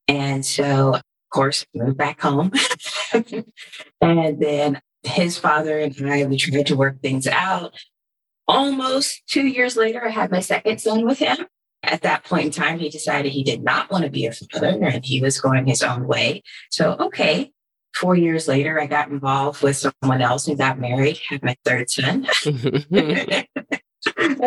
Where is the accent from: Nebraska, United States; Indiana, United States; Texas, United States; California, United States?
California, United States; moved away as an adult; also born or lived in East Coast; I was born and raised in California